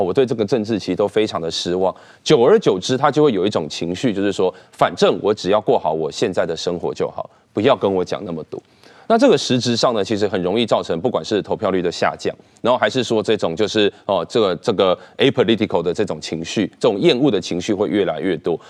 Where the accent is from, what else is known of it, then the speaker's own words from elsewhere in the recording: Taiwan; 假设像我自己以前，我也是党国体制下长大的，我也是长期受到国民党的洗脑。